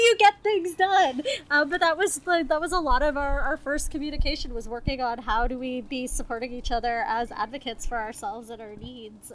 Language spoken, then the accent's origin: English; Toronto, Ontario, Canada; moved away; I'm originally from Toronto